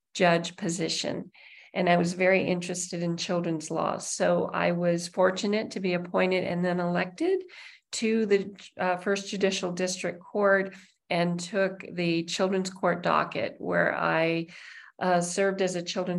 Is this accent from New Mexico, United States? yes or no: yes; New Mexico, United States; I'm born and raised in New Mexico